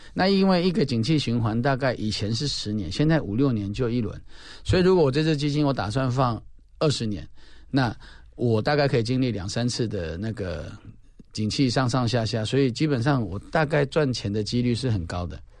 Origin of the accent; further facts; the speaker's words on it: Taiwan; 我们台湾人